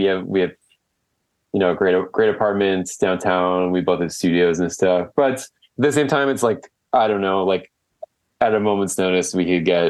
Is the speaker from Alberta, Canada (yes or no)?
no; Whitby, Ontario, Canada; now in Toronto, Canada; Whitby, that's where I grew up